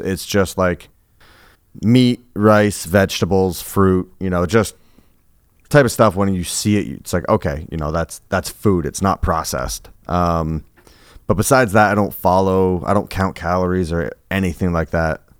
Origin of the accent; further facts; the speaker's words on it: Colchester, Vermont, United States; I grew up in Colchester